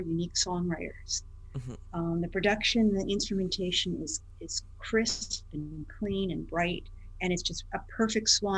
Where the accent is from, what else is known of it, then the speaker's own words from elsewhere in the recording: Port Chester, New York, United States; where I grew up in Portchester, New York